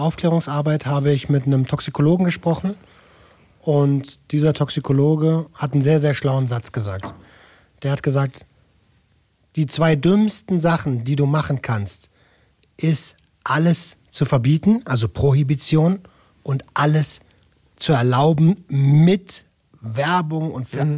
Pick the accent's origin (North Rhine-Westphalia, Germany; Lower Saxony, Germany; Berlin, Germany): Berlin, Germany; moved away; ich komme aus Berlin-Tempelhof